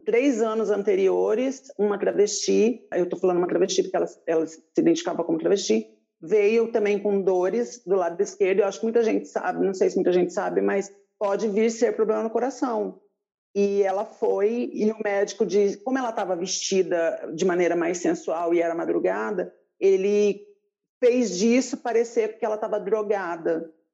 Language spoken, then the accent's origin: Portuguese; Paraná, Brazil; now in Paulínia, Brazil; Eu sou do Paraná